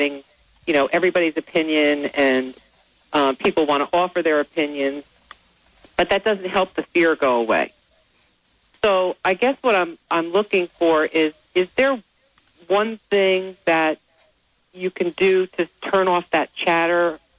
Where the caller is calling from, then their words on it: New Jersey, United States; New Jersey.